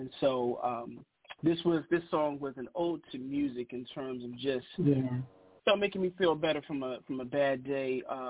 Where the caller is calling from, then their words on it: Bowie, Maryland, United States; Well, I'm calling from Bowie, Maryland, which is, I guess, 15 to 20 minutes outside of Washington, D.C.